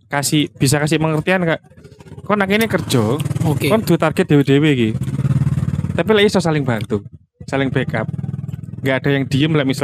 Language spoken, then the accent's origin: Indonesian; Malang, East Java, Indonesia; Iya, Yo kan gak memang Banyuwangi toh. Aku wong Malang